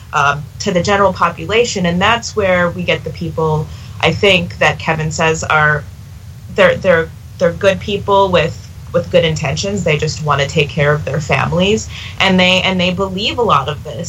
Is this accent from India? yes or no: yes; India; as an Indian woman